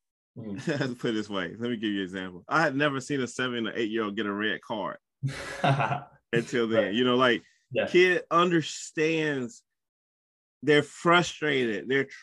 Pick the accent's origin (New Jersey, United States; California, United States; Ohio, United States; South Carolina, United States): South Carolina, United States; because I'm from South Carolina.